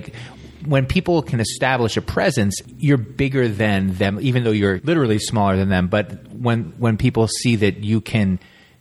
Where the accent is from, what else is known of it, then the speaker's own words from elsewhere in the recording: New Jersey, United States; I grew up in New Jersey